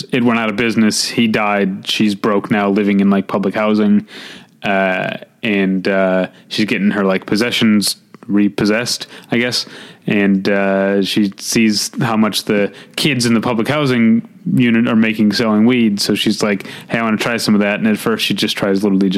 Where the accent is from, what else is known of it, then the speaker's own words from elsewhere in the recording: St. Louis, Missouri, United States; hometown pride